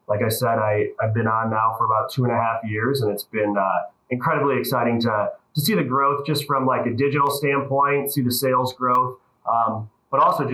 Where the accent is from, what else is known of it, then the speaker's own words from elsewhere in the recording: Bay Village, Ohio, United States; moved away as an adult; also born or lived in Chicago; I grew up in the Cleveland area, actually Bay Village, the same city I'm in now